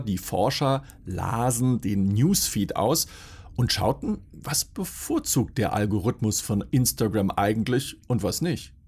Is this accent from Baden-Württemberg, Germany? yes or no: yes; Swabia, Baden-Württemberg, Germany; Als Schwabe